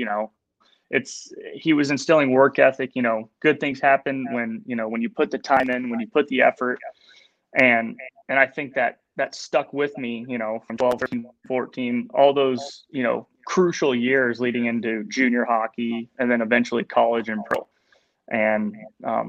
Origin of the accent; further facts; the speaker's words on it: Michigan, United States; also born or lived in Huntsville, Alabama; growing up in Michigan, I was born in Alabama, but growing up in Michigan